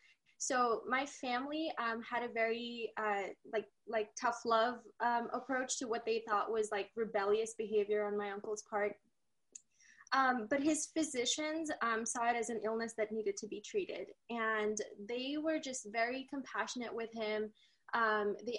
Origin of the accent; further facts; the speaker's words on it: India; now in Utah, United States; I'm from India. I moved here to the US with my family in 2005 due to my dad's work